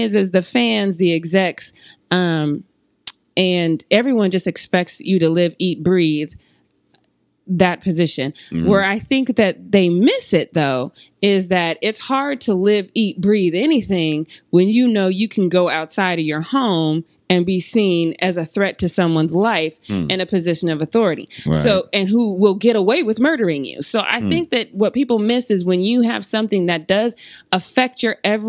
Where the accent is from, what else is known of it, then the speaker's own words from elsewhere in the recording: Denver, Colorado, United States; now in Los Angeles, United States; I'm from Denver